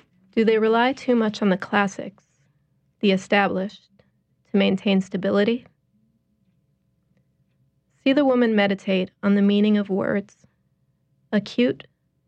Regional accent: Chicago, Illinois, United States; moved away; I am originally from Chicago

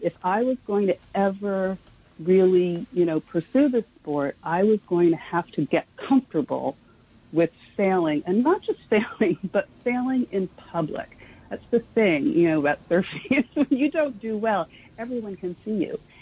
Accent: New York City, New York, United States; I grew up in Manhattan. I was really a city girl

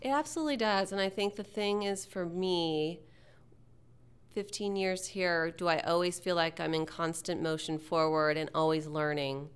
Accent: Texas, United States; moved away as an adult; now in Seattle, United States; being a Texan fifteen years ago and growing up in Texas and coming to Seattle

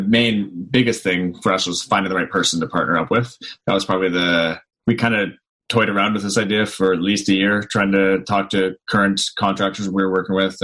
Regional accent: Newmarket, Ontario, Canada; also born or lived in Vaughan; now in Hamilton, Canada; Grew up in Newmarket

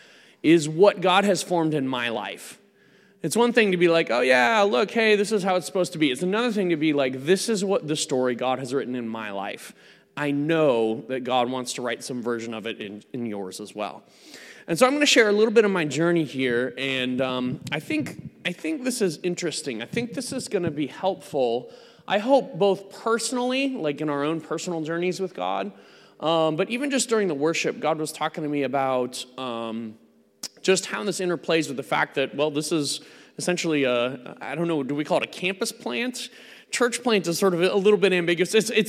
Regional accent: United States; I'm not from around these parts. I am, I'm an American

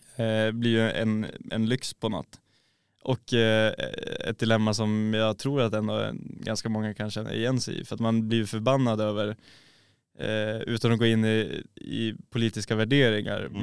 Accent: Norrland, Sweden; Som norrlänning

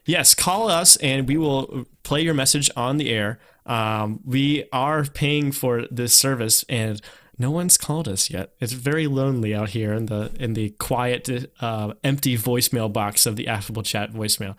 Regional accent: North Carolina, United States; moved away; people saw me as someone from North Carolina

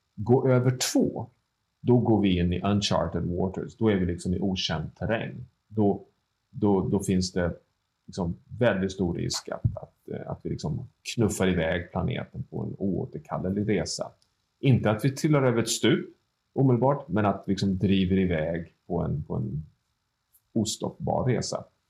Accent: Sweden; som svensk medborgare

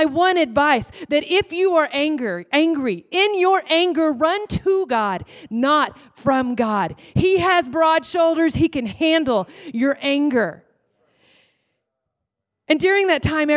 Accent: Texas, United States; I'm from Texas

